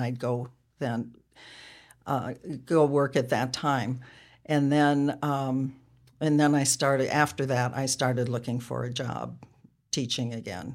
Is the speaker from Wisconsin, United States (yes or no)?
yes; Ripon, Wisconsin, United States; moved away as an adult; also born or lived in Nebraska / San Diego / Portland, Oregon; I grew up in Ripon, Wisconsin